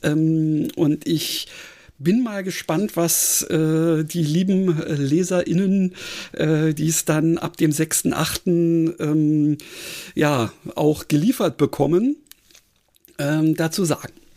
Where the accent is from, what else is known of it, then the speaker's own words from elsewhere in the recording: Berlin, Germany; ich bin ja Berliner